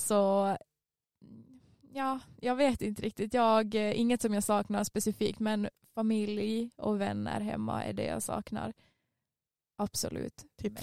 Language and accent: Swedish; Vaasa, Ostrobothnia, Finland; moved away as an adult; now in Umeå, Sweden; det jag hade tänkt plugga hemma i Finland